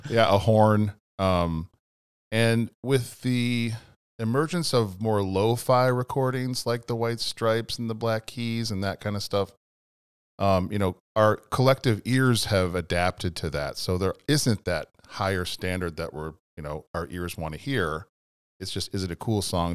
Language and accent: English; Chicago, Illinois, United States; moved away as an adult; also born or lived in Evanston; now in Baraboo, United States; growing up in a big city